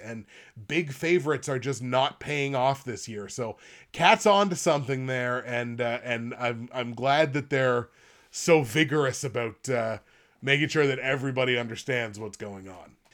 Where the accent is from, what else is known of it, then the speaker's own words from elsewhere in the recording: Nova Scotia, Canada; I'm from Nova Scotia